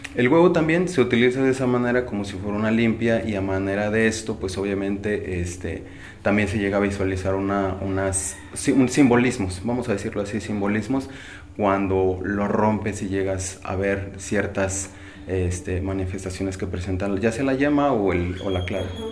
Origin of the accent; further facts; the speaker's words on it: Xoxocotla, Morelos, Mexico; Soy de aquí de Sosopotla.